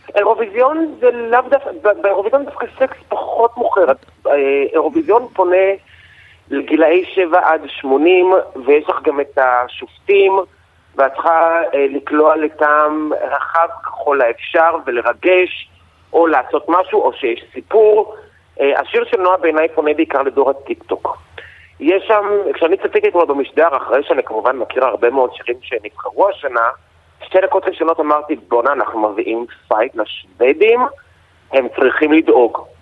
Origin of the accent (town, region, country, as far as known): Israel